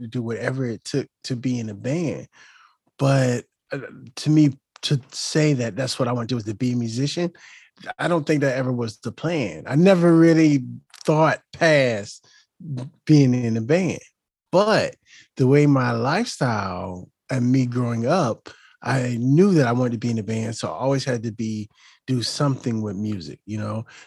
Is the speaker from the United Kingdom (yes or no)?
no; Chesapeake, Virginia, United States; also born or lived in Hampton, Virginia / Waukegan, Illinois / Puerto Rico; I grew up in Hampton Roads, and I grew up in a neighborhood called Camelot. And, um, that's in the Ches, the city of Chesapeake.